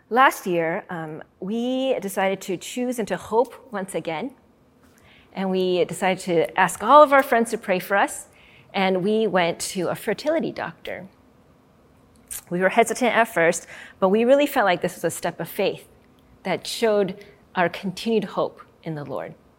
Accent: Arizona, United States; my home state of Arizona

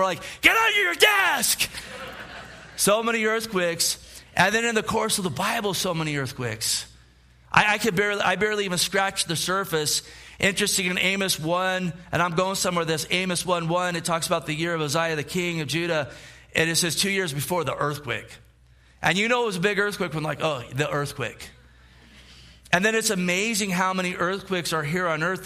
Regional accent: Gilroy, California, United States; I grew up in Gilroy

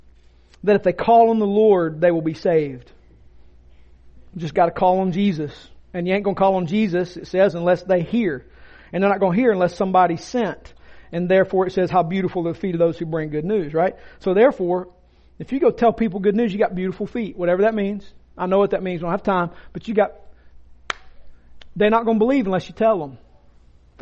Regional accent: Rome, Georgia, United States; I'm from Floyd County. I'm a Roman

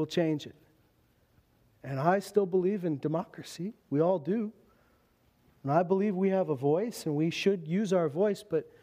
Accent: Meadow Lake, Saskatchewan, Canada; also born or lived in Lloydminster / Alberta; I was born in Meadow Lake, Saskatchewan, lived in Loon Lake, lived in Lloydminster. I've never lived anywhere else but Saskatchewan and Alberta

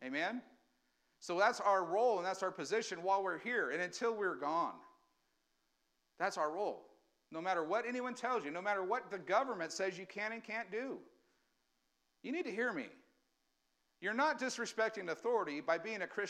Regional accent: United States; we as Americans, we still have rights

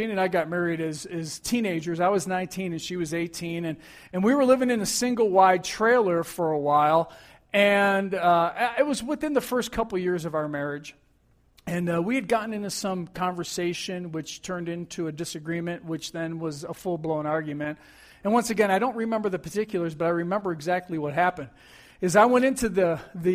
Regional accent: Buffalo, New York, United States; as a teenager growing up in Buffalo, New York

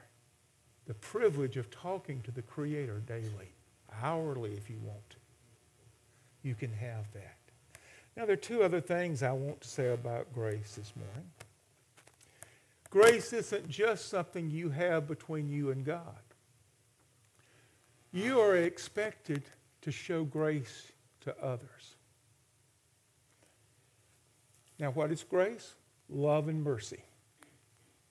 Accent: Alabama, United States; My father was, in the 1950s and early 60s, the Democratic chairman for state of Alabama. And so politics were a big part of our life.

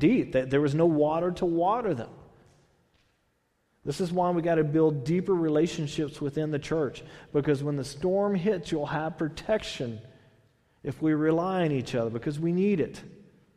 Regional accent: Texas, United States; now in California, United States; I'm from Texas.

